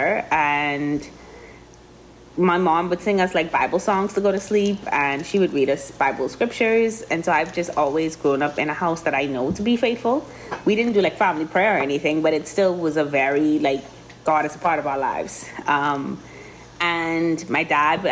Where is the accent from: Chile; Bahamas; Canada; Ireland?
Bahamas; Grand Bahama; also born or lived in Miami; I grew up in Christ the King in Grand Bahama